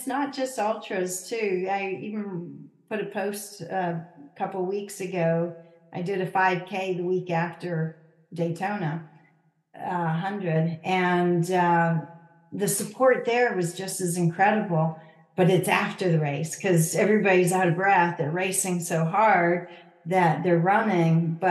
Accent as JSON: {"language": "English", "country": "Canada", "tie": "born or raised there", "moved": "yes"}